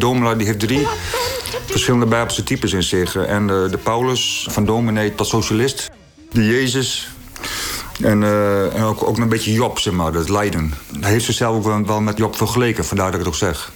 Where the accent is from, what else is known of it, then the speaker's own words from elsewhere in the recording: Netherlands; ik ben opgegroeid in Veen, eh, Een grensdorp tussen Groningen en Friesland